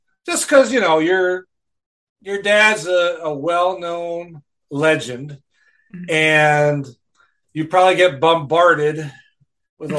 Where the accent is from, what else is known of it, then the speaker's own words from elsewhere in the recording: Rice Lake, Wisconsin, United States; I'm from Rice Lake, Wisconsin